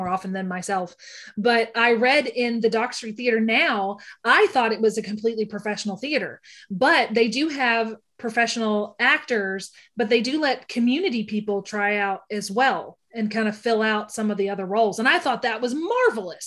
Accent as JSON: {"language": "English", "region": "Kentucky", "country": "United States", "said": "I am from Kentucky and I know how miserable Kentucky is in the summer"}